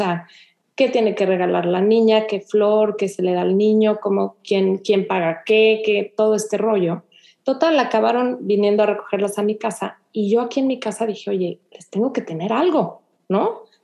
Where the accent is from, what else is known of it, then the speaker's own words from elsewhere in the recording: Mexico; sabes que yo soy de México, yo acostumbro a hacer esto